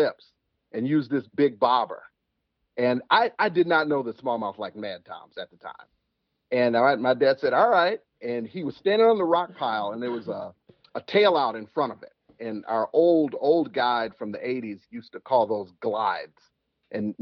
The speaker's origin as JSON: {"language": "English", "town": "Chicago", "region": "Illinois", "country": "United States", "tie": "born or raised there", "also_born_or_lived": "Alabama", "said": "I'm actually from Alabama, but I was raised in Chicago. I've been here since I was two"}